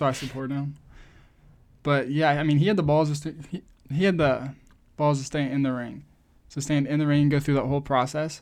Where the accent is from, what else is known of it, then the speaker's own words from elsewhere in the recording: United States; I'm American